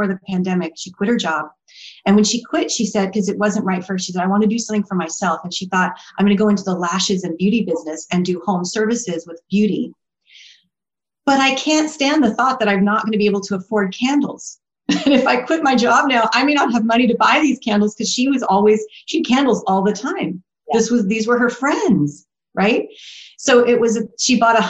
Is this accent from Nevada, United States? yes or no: no; California, United States; born or raised there; also born or lived in Boston, Massachusetts